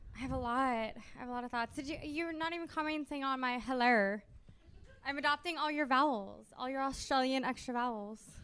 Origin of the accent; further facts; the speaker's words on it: United States; I'm from America